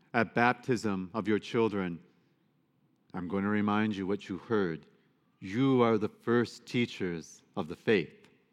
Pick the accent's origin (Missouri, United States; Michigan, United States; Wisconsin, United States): Michigan, United States; Detroit; I grew up in Detroit